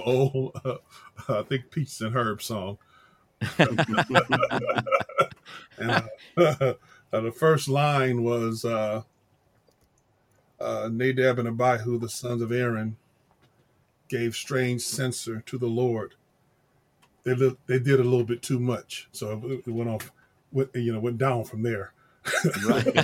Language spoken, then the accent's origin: English; Los Angeles, California, United States; Well, I grew up in in Los Angeles, some in South Central, some in Compton, some in Watts, some in just all over L.A. County